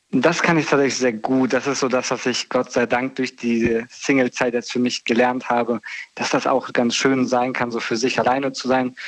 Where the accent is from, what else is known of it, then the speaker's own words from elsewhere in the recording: near Bonn, North Rhine-Westphalia, Germany; aus äh, NRW